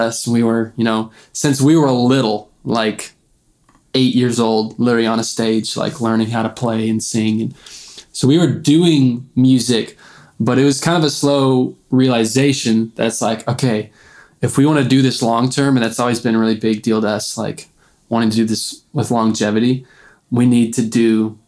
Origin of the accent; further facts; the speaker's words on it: Missouri, United States; we're from Missouri